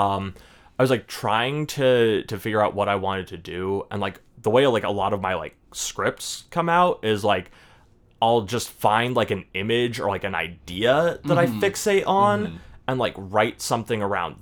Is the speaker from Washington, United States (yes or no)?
yes; Spokane, Washington, United States; moved away as an adult; I was born in Spokane.